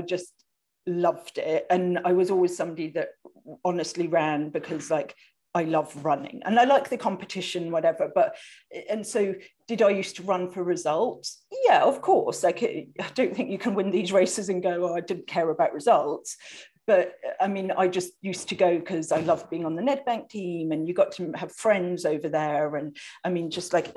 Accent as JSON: {"language": "English", "country": "United Kingdom", "moved": "yes", "lives_now": "Vancouver, Canada", "said": "I'm British, as you people can probably hear, but I live in Vancouver, Canada"}